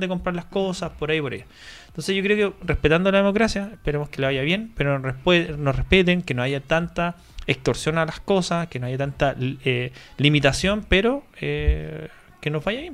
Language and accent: Spanish; Chile; now in Spain; somos todos chilenos